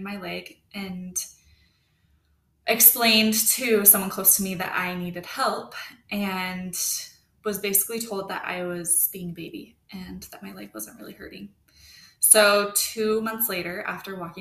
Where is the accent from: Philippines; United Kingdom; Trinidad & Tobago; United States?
United States; Draper, Utah; I grew up in Draper, Utah area